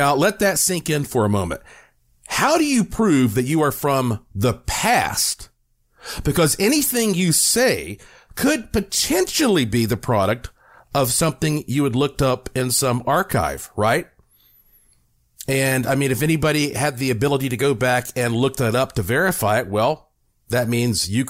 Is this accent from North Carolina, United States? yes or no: yes; North Carolina, United States; now in Las Vegas, United States; I'm from North Carolina, so we're neighbors.